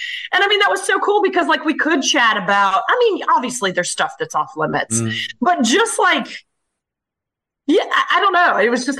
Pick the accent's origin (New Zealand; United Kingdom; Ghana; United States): United States; Chicago, Illinois; born there; I was born in Chicago and like doing the … in my diaper